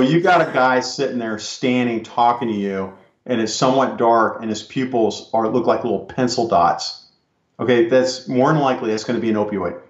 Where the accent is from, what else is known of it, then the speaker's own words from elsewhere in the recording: California, United States; I'm from California, I worked in the San Francisco Bay Area